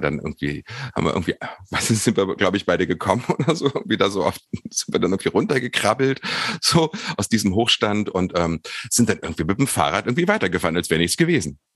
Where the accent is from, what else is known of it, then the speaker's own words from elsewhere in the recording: Harz edge, Lower Saxony, Germany; ich bin am Harzrand aufgewachsen, auf dem Land